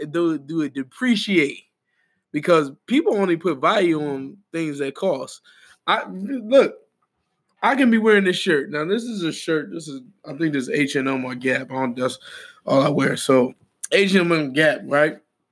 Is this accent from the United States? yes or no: yes; Philadelphia, Pennsylvania, United States; I'm from North. I say North, too. I'm from North.